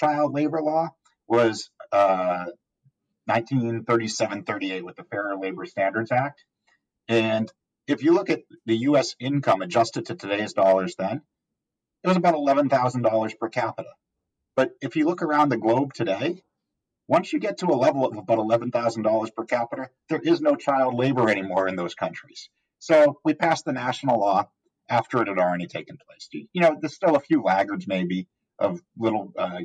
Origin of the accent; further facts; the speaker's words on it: Massachusetts, United States; now in Texas, United States; my home state, or the home state of Massachusetts